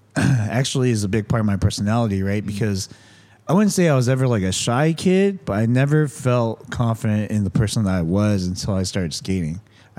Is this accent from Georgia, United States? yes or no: no; Santa Ana, California, United States; I grew up in Santa Ana.